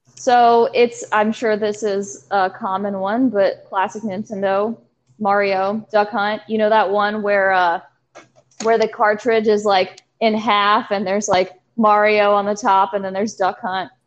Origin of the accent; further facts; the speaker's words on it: Danville, Virginia, United States; now in Charlottesville, United States; I am from Danville, Virginia, which is two and a half hours south of where we are in Charlottesville, Virginia.